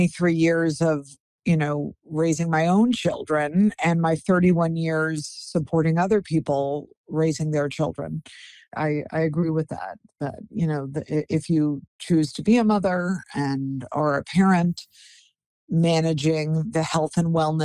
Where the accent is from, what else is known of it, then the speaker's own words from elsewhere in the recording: Englewood, New Jersey, United States; I was raised here in Englewood, New Jersey, as a family of five children